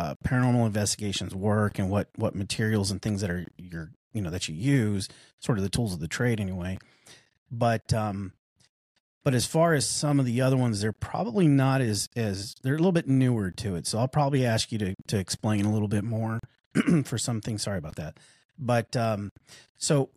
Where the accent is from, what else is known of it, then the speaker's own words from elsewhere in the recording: Arizona, United States; moved away; I'm originally from Arizona